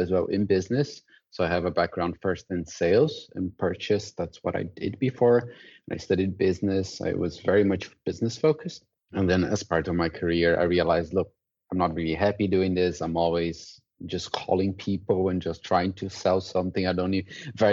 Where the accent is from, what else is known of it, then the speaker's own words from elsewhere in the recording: Brazil; moved away as an adult; also born or lived in Dublin, Ireland / Amsterdam, Netherlands; now in Australia; I'm originally from Brazil